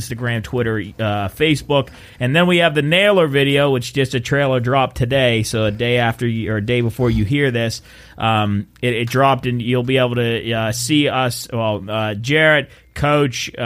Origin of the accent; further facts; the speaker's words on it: Wheeling, West Virginia, United States; we're from Wheeling, West Virginia